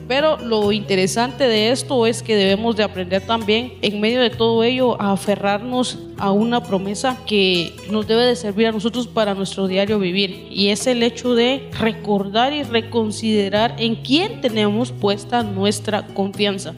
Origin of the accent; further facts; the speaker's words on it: Guatemala; nosotros los, los guatemaltecos